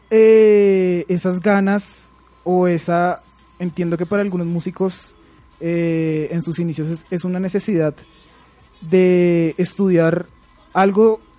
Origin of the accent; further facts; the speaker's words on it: Colombia; que es algo bien importante y que por supuesto siempre nos incumbe a nosotros como colombianos